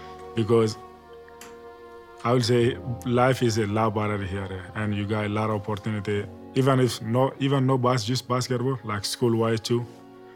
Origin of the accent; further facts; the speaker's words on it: Mali; now in United States; I'm from Mali, West Africa.